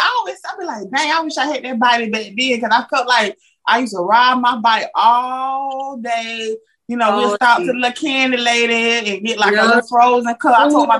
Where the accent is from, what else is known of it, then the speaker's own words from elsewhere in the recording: Georgia, United States; where you from? You got an accent. I said, I'm from Georgia.